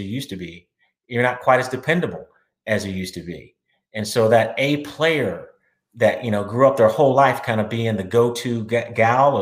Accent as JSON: {"language": "English", "town": "Austin", "region": "Texas", "country": "United States", "said": "I'm from Austin, Texas"}